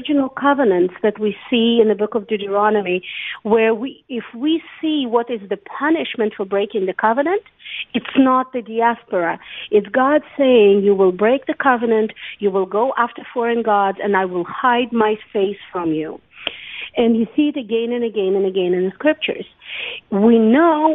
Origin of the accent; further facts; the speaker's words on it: Saint Petersburg, Russia; moved away as an adult; now in Beersheba, Israel; I was born and raised in Russia, in St. Petersburg